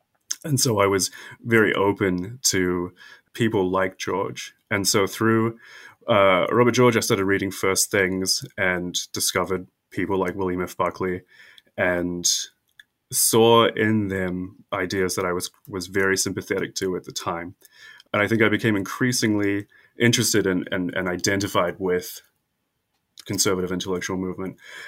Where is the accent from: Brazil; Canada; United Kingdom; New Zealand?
New Zealand; South Island; moved away as an adult; also born or lived in United States / North Island, New Zealand; I'm a native New Zealander who has spent much time in the United States